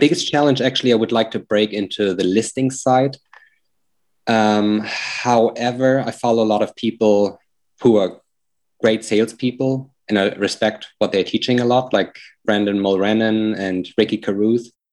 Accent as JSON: {"language": "English", "country": "Germany", "accent": "German", "moved": "yes", "lives_now": "Lynchburg, United States", "said": "my accent is from Germany"}